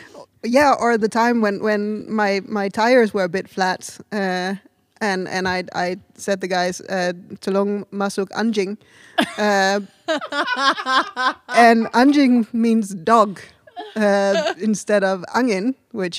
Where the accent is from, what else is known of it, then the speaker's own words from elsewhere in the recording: Denmark; now in Indonesia; from Denmark.